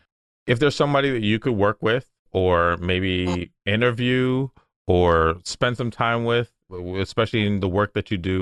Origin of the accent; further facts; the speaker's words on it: United States; I was born in the States, but family all over from Jamaica